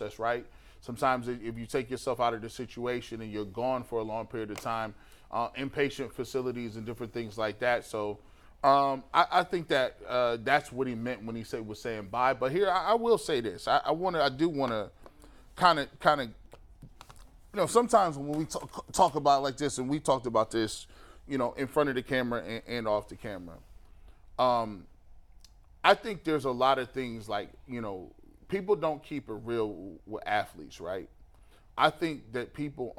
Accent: United States

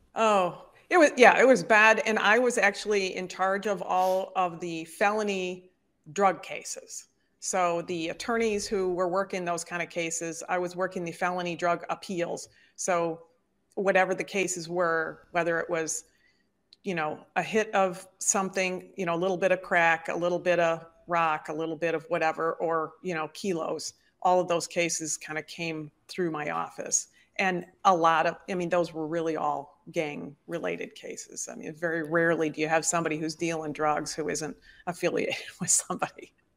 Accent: Detroit, Michigan, United States; born or raised there; moved away as an adult; also born or lived in Chicago

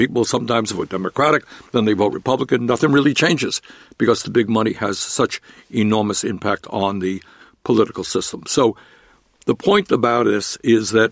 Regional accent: New York City, New York, United States; born or raised there

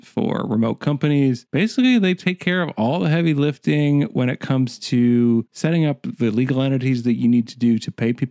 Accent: Canada

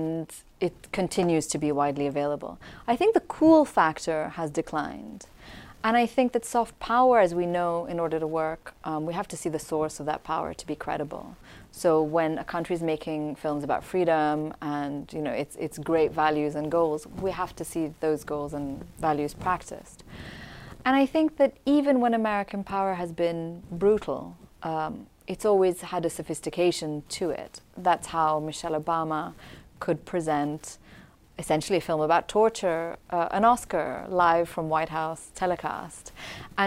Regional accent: Damascus, Damascus Governorate, Syria; moved away; also born or lived in Pakistan; I grew up in Damascus, Syria, and used to watch episodes of Cheers

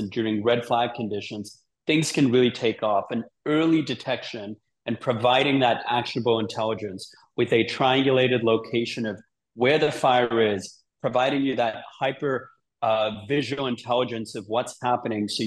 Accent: Sydney, New South Wales, Australia; now in San Francisco, United States; I live in San Francisco. I grew up in Sydney as a kid

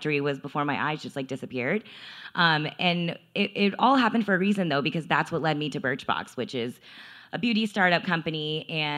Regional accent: Texas, United States; I'm from Texas, and my family is super, super traditional

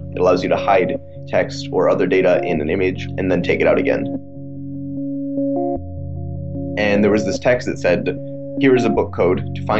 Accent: Bay Area, California, United States; I'm a senior from Bay Area, California.

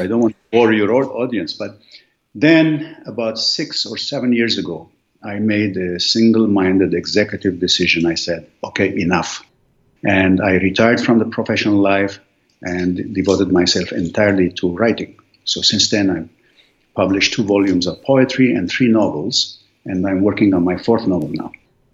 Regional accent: Lebanon; English is a second language; moved away as an adult; also born or lived in Beirut, Lebanon / Philadelphia, United States / Washington, D.C., United States; now in United States; I grew up in a very small village in Lebanon nobody has heard

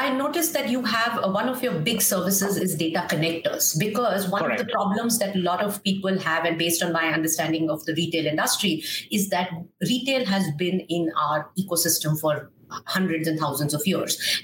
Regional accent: Kolkata, West Bengal, India; I'm from Calcutta

